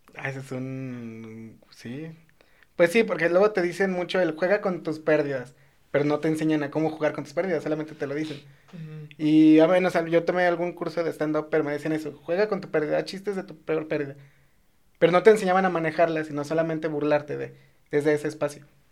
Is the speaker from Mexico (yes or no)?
yes; León, Guanajuato, Mexico; yo soy de León